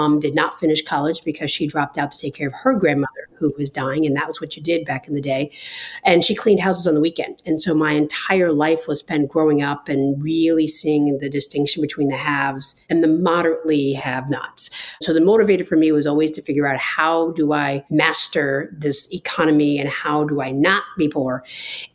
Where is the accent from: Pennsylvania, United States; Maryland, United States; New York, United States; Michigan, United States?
New York, United States; also born or lived in New Jersey; I'm originally from New York, spent quite a bit of time in New Jersey as well.